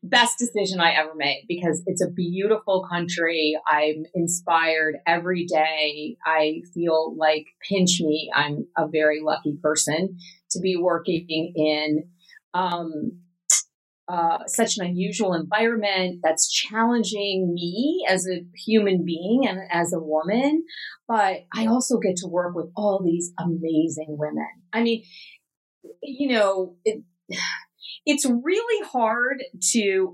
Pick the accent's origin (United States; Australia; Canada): United States; West Coast of the United States; moved away as an adult; also born or lived in Atlanta, Georgia; growing up on the West Coast and the Western part of the United States